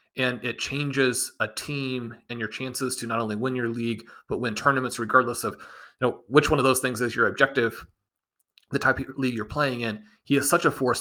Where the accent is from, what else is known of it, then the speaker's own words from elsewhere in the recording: Kansas City, Missouri, United States; growing up in Kansas City, attending all these games in Arrowhead